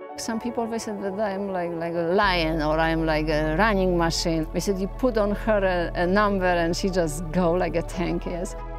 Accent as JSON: {"language": "English", "country": "Poland", "second_language": "English", "moved": "as an adult", "lives_now": "New York, United States", "said": "I am originally from Poland. I live in New York since 1990"}